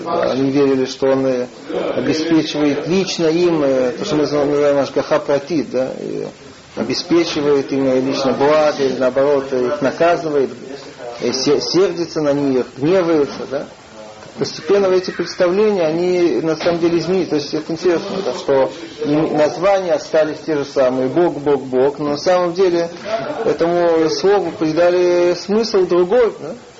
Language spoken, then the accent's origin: Russian; Russia; moved away; мы из России